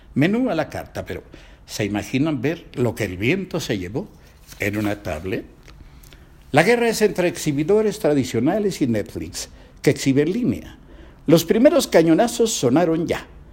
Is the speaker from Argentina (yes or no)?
no; Mexico; Primero soy mexicano